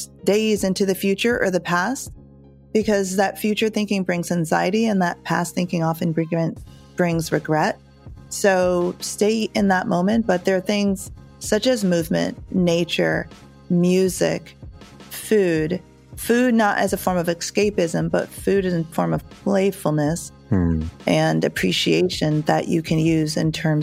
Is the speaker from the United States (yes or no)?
no; Jamaica; being Jamaican, it's part of our culture